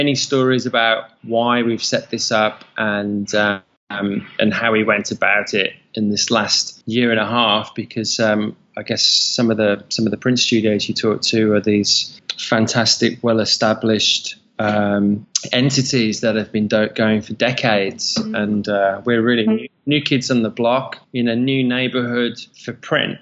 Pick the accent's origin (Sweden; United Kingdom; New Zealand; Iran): United Kingdom; moved away as an adult; also born or lived in London / Sydney; now in Bali, Indonesia; being a Brit and growing up in the UK